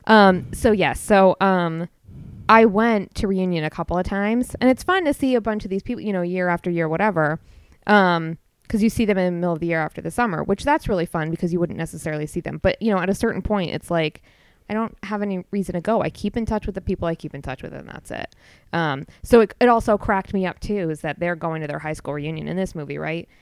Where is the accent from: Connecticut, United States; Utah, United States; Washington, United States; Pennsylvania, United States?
Connecticut, United States; Milford; I grew up in Milford